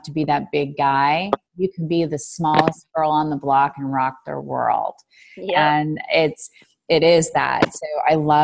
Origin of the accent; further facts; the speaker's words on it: Chicago, Illinois, United States; We're from Chicago